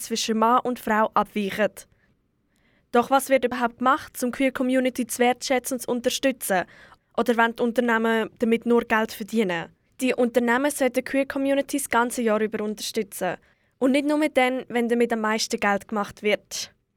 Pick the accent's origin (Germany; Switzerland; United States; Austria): Switzerland; hier bei uns in der Schweiz